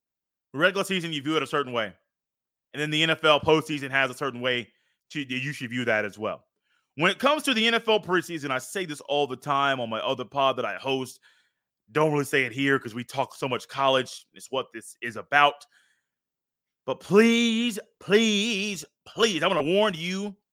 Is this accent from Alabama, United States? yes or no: no; Indiana, United States; born there; from the state that I was born in Indiana